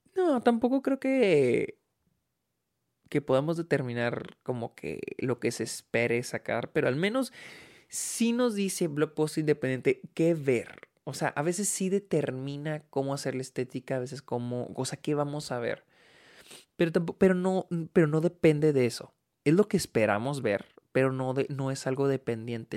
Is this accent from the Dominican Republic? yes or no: no; Mexico